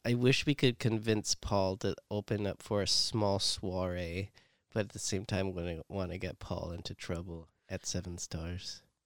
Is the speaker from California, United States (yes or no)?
yes; San Jose, California, United States; I come from East Side San Jose.